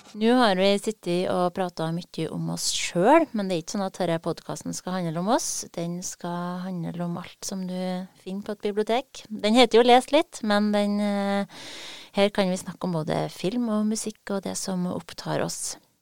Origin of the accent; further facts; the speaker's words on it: Trøndelag, Norway; man som trønder